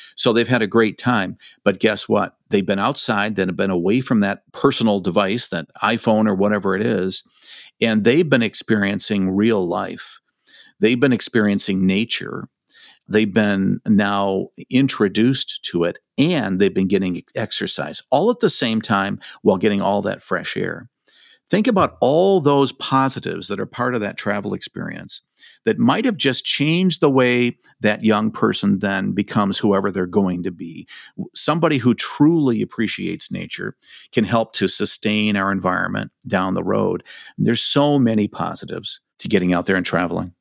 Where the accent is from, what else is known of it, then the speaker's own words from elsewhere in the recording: Michigan, United States; I grew up in Michigan. I've lived here all my life